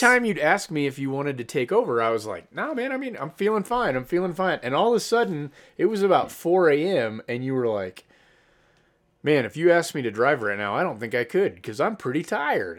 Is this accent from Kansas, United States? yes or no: yes; Kansas, United States; I'm from Kansas